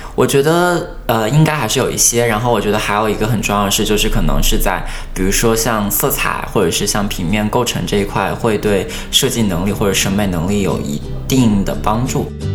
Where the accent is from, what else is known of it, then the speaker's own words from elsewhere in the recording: Wuhan, Hubei, China; moved away; 我是来自湖北武汉